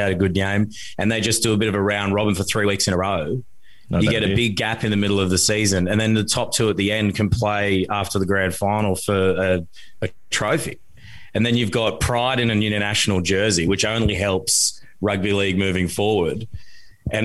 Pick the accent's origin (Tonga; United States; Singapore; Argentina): Tonga; born there; Well, because I was born in Tonga, so I like seeing him chuck on the red jersey during the World Cup